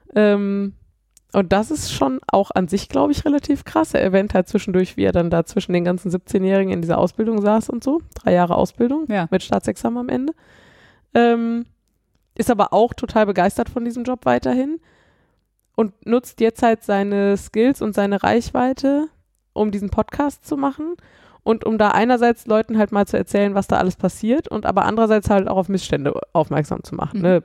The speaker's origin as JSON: {"language": "German", "town": "Cologne", "region": "North Rhine-Westphalia", "country": "Germany", "moved": "yes", "lives_now": "Düsseldorf, Germany", "said": "ich komme ja aus Köln"}